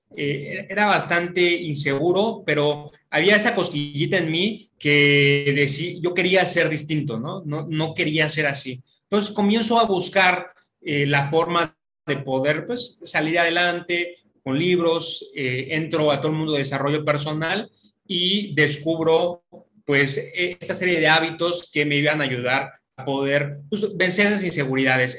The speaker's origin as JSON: {"language": "Spanish", "region": "Mexico City", "country": "Mexico", "also_born_or_lived": "Querétaro", "said": "soy de la Ciudad de México, ahorita me encuentro en Querétaro"}